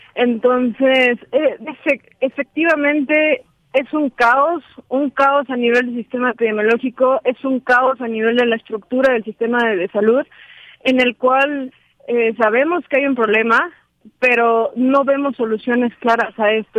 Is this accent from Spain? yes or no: no; Mexico; nos compete como mexicanos